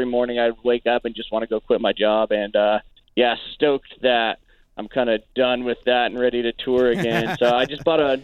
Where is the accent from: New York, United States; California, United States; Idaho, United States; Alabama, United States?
Idaho, United States; Caldwell; the college here in my hometown in Caldwell